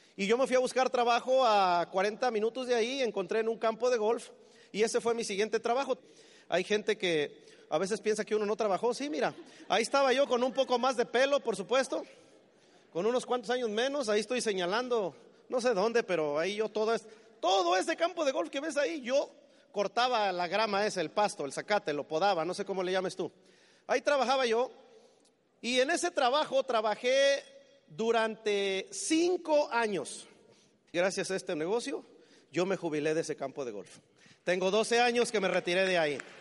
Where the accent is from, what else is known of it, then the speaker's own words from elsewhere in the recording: Mexico City, Mexico; moved away as an adult; now in United States; Yo soy del Distrito Federal en México